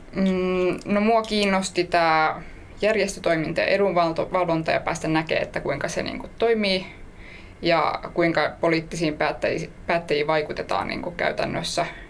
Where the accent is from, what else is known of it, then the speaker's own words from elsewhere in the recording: Helsinki, Uusimaa, Finland; mä oon ihan Helsingistä